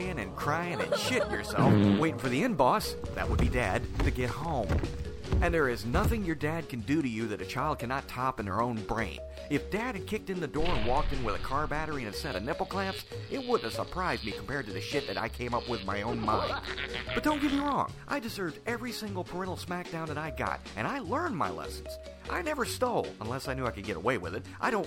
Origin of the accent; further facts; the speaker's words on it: the South, United States; I'm from the South